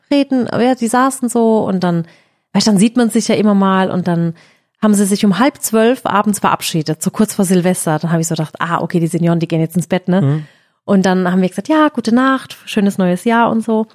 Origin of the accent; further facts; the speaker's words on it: Heidelberg, Baden-Württemberg, Germany; bei uns in Heidelberg